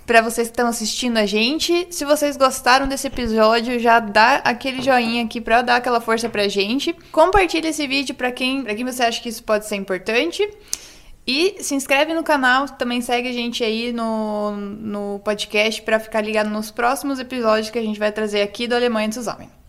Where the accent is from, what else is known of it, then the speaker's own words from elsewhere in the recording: Brazil; now in Germany; como brasileiro, a gente é sempre muito, sei lá, acolhido, né?